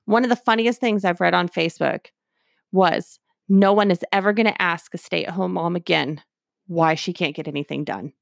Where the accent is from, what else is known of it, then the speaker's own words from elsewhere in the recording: Texas, United States; We're from Texas